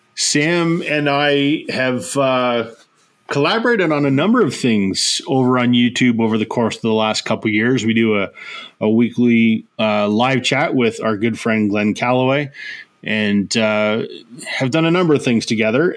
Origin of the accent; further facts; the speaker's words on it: Canada; as a Canadian